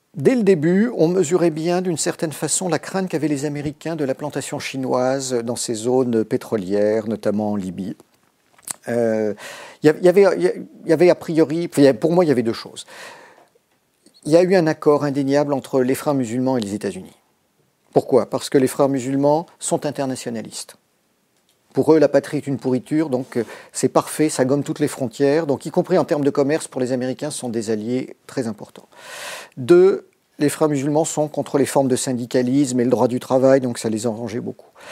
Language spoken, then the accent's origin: French; Brittany, France; je suis un breton du Morbihan